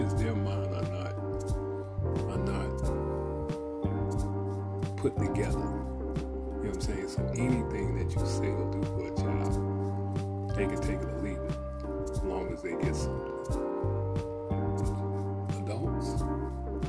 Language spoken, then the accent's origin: English; the South, United States; I'm old school and I'm from the South, and that's how I was raised